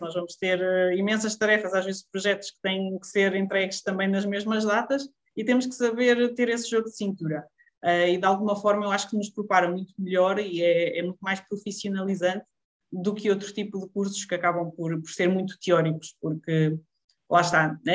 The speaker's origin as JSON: {"language": "Portuguese", "town": "Lousã", "region": "Centro", "country": "Portugal", "tie": "born or raised there", "moved": "as an adult", "said": "voltar aqui para a Zona Centro, vim, voltei para a Lausanne, que, que é a minha terra natal"}